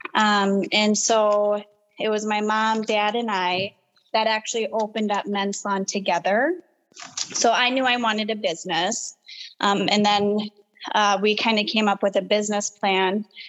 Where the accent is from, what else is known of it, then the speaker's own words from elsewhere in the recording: Rochester, Minnesota, United States; also born or lived in Waconia, Minnesota; I'm originally from Rochester, uh, born and raised there. Well, I was born in Waconia, but um, Rochester is my home city. We moved there when I was very little